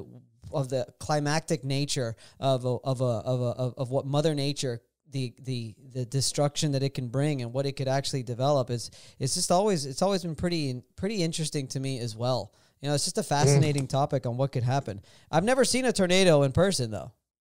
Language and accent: English; Miami, Florida, United States; born and raised in Miami, Florida